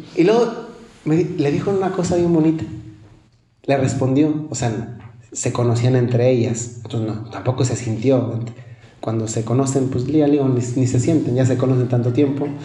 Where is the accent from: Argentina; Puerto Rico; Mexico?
Mexico; Casi todos los que somos mexicanos